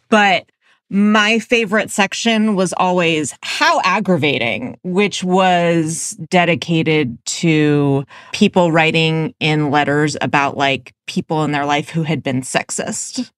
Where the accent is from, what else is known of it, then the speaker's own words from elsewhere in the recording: Oakland, California, United States; I'm from the Bay Area, and like he was the gym teacher at my elementary school in Oakland